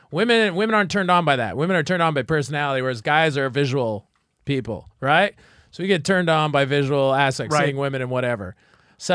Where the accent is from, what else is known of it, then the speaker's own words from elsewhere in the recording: Saskatchewan, Canada; Like, and not like I would know. I'm from Saskatchewan. Who knows anything in Saskatchewan, right?